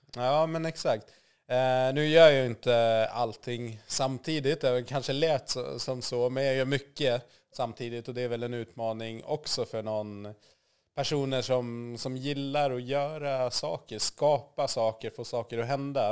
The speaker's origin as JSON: {"language": "Swedish", "region": "Gotland", "country": "Sweden", "tie": "born or raised there", "also_born_or_lived": "Zambia", "said": "Jag var fem år när vi flyttade, så jag är ju uppväxt i Sverige."}